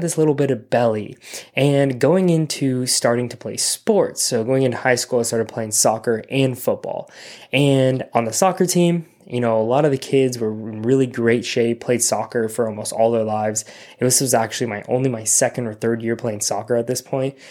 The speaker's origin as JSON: {"language": "English", "town": "Simi Valley", "region": "California", "country": "United States", "tie": "born or raised there", "also_born_or_lived": "Orange County, California", "said": "my hometown, Simi Valley"}